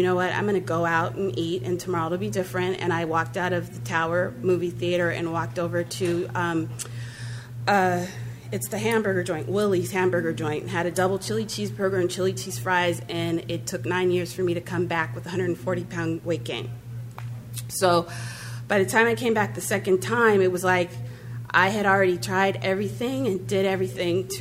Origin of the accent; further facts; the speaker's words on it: Santa Monica, California, United States; I grew up in Santa Monica